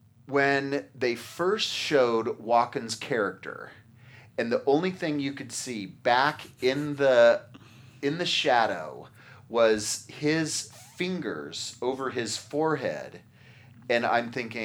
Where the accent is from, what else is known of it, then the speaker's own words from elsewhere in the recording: San Diego, California, United States; growing up in San Diego, there was no cable.